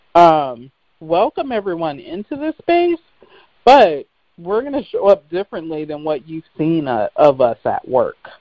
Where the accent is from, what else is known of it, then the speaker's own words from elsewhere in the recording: Seattle, Washington, United States; I grew up in Seattle